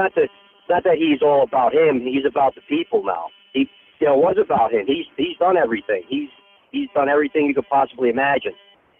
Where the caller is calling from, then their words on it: United States; I'm calling from the United States of America, who Donald Trump will reign.